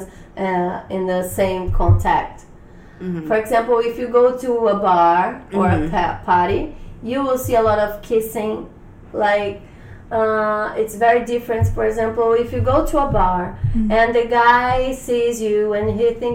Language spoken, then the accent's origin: English; Rio de Janeiro, Brazil; now in United States